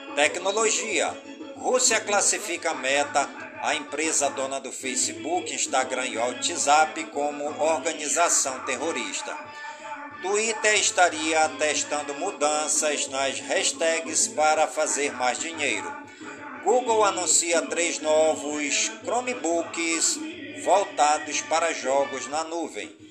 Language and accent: Portuguese; Careiro da Várzea, Amazonas, Brazil; Careiro da Várzea, minha cidade natal